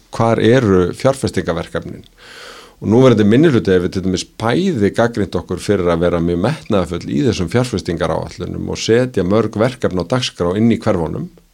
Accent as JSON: {"language": "Icelandic", "town": "Reykjavík", "region": "Capital Region", "country": "Iceland", "tie": "born or raised there", "said": "ég er að alna upp í árbænum"}